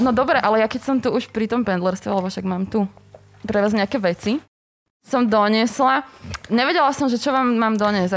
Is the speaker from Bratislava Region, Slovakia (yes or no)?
yes; Bratislava, Bratislava Region, Slovakia; som z Bratislavy a no, som pendlerka